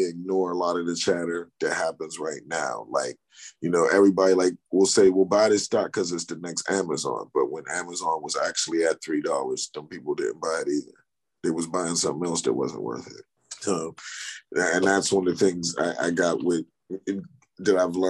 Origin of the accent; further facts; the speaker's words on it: United States; Because we're American